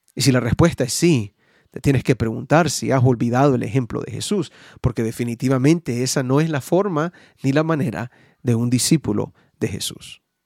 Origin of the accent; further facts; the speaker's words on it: United States; en mi país, Estados